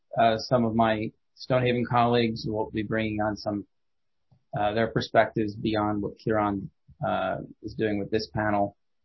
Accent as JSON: {"language": "English", "region": "Ohio", "country": "United States", "accent": "Ohio", "said": "my Ohio accent comes out sometimes."}